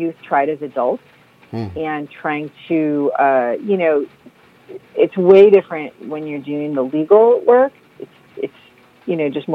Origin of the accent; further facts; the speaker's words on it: New Jersey, United States; moved away as an adult; also born or lived in San Jose, California / Washington, D.C.; I'm from Jersey. I actually grew up in South Jersey.